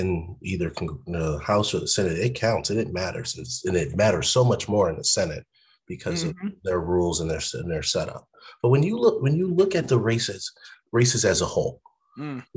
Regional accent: Connecticut, United States; I'm from Connecticut, born and raised

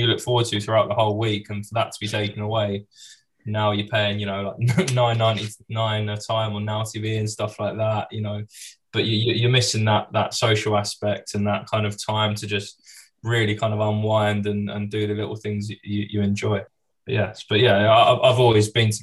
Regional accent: London, United Kingdom; we grew up in Finsbury Park.

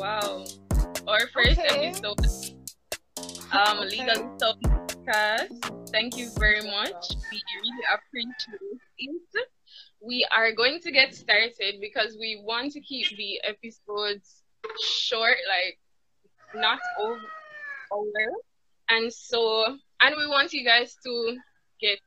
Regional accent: Jamaica; I'm from Jamaica.

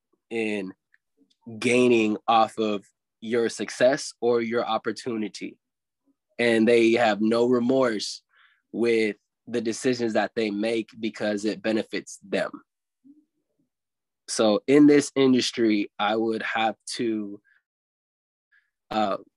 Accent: Louisville, Kentucky, United States; also born or lived in Ventura, California; I grew up in Louisville, Kentucky, even though I was born in Ventura

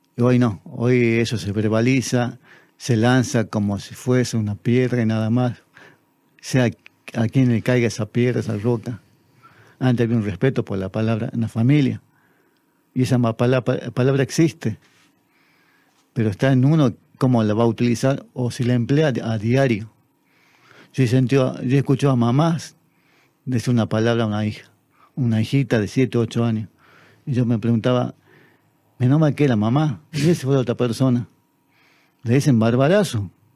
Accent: Tartagal, Salta, Argentina; es mi tierra

